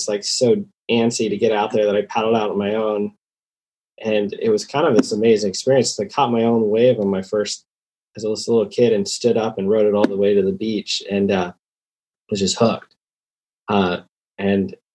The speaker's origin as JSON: {"language": "English", "town": "Santa Cruz", "region": "California", "country": "United States", "tie": "born or raised there", "said": "I grew up in Santa Cruz"}